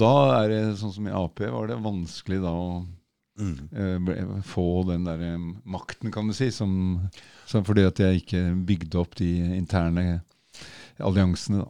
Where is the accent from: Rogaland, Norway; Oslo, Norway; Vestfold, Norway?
Oslo, Norway; Jeg vokste opp på Kalbakken